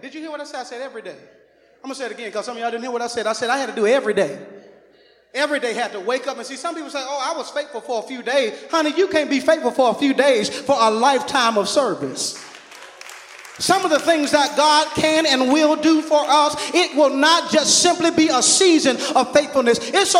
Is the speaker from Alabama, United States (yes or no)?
yes; Alabama, United States; and I'm a big NCAA fan, and praise the Lord, Alabama and Auburn, praise the Lord, because I am from Alabama.